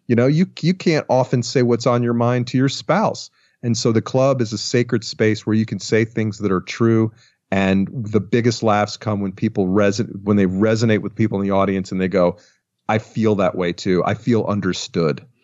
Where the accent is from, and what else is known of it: Atlanta, Georgia, United States; born or raised there; moved away as an adult; also born or lived in Los Angeles